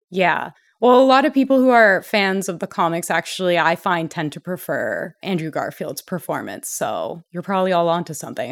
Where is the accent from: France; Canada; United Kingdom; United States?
Canada; I'm Canadian